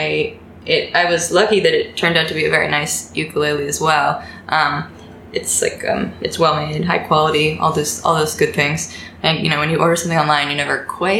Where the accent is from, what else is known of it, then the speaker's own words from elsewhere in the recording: the DC suburbs, Virginia, United States; moved away as an adult; now in New York City, United States; I live in New York City. I'm originally from Virginia, the DC suburbs, but I've been here about 6-7 years now